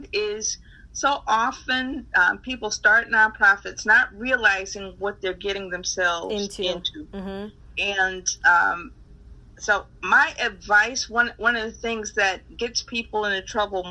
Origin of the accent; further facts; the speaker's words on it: Chicago, Illinois, United States; I grew up in North Lawndale in Chicago, on Chicago's west side.